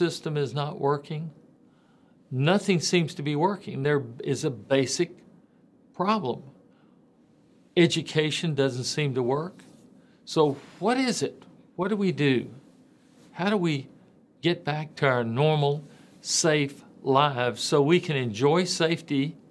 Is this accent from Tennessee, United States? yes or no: yes; Memphis, Tennessee, United States; Growing up in Memphis area, you know, Tipton, Lauderdale, Shelby, Fayette County, I ran around a lot in the western Tennessee area